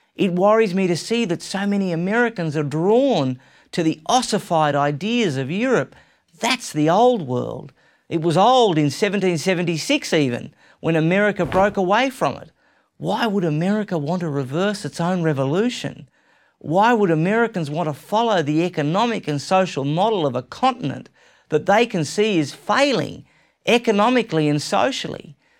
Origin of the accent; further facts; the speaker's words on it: Australia; I'm an Australian. You might have already guessed that. And I love my home country